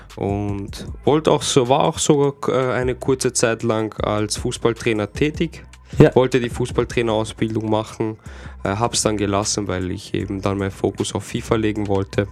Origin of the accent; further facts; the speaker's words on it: Austria; bei uns in Österreich